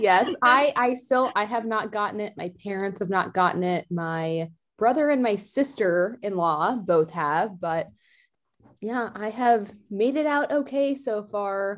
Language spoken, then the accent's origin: English; Danville, California, United States; also born or lived in Eugene, Oregon; that's where I grew up